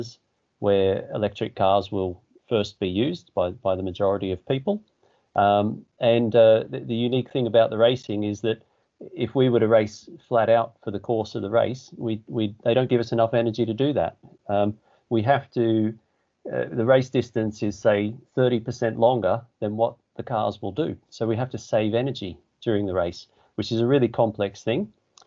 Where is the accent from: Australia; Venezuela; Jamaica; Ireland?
Australia; moved away as an adult; now in England, United Kingdom; I'm from Australia